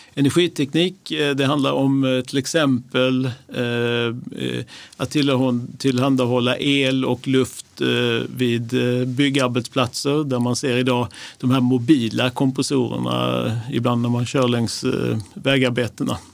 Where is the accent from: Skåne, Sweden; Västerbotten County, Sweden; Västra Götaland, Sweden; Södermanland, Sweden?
Skåne, Sweden; Lund; now in Stockholm, Sweden; min bakgrund är att jag är uppväxt i Lund